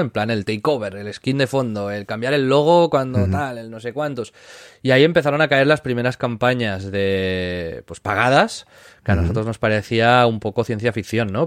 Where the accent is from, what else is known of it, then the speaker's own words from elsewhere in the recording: Tiana, Catalonia, Spain; yo nací en, Tiana, que es un pueblo del Maresma, al lado de Barcelona